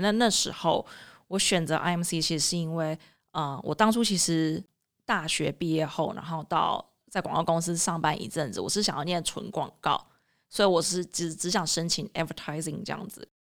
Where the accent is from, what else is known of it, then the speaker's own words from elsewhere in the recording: Taiwan; moved away as an adult; also born or lived in Boston, United States / Illinois, United States; 那其实我也不是在美国长大，那甚至我是在台湾念完大学之后才出国念研究所的